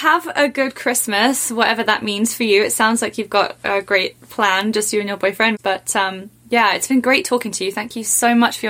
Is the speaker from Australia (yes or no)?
no; England, United Kingdom; moved away; also born or lived in south of France; you know, as an English person. Nando's is huge in England.